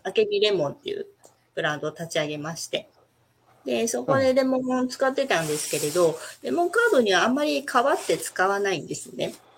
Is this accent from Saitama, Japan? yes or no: no; Tokyo, Japan; moved away as an adult; also born or lived in Setoda, Onomichi, Hiroshima / Kamakura / Sapporo; now in Onomichi, Japan; 東京です。ずっと東京生まれ、東京育ちで